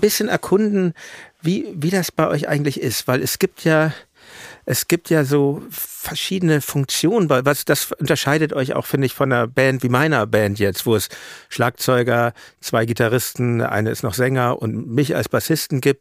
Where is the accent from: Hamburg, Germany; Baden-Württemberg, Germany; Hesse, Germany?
Hamburg, Germany; Als Hamburger